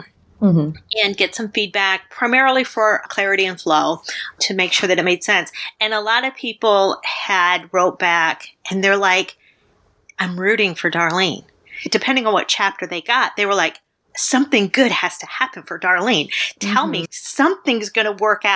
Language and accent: English; Midwest, United States; I grew up in the Midwest